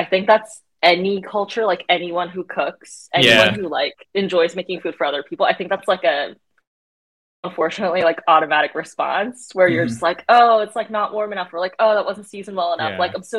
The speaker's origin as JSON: {"language": "English", "country": "South Korea", "tie": "born or raised there", "moved": "yes", "lives_now": "New York, United States", "said": "I'm like fresh off the boat Korean, right? Like, I was born and raised in Korea."}